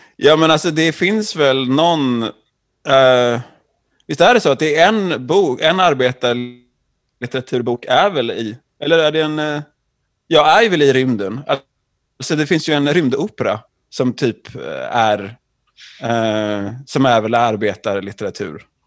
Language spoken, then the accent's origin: Swedish; Jonsered, Västra Götaland, Sweden; jag är från Jonsered.